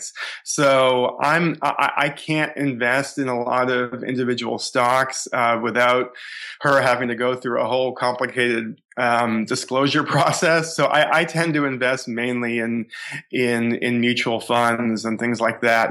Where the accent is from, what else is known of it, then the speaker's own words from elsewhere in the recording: Boston, Massachusetts, United States; I grew up in the Boston area, suburban Boston.